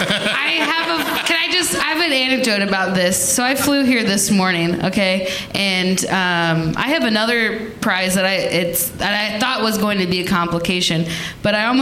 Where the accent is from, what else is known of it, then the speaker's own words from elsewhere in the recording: Cincinnati, Ohio, United States; I am from Cincinnati